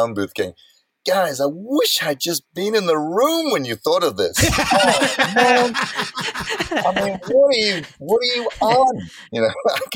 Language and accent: English; South Africa; I'm born and brought up in South Africa.